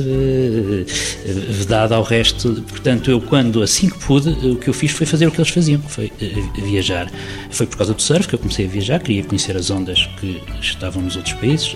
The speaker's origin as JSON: {"language": "Portuguese", "town": "Figueira da Foz", "region": "Centro", "country": "Portugal", "tie": "born or raised there", "said": "venho da Figueira da Foz, que nos anos 80, quando na minha adolescência, era um ponto de paragem"}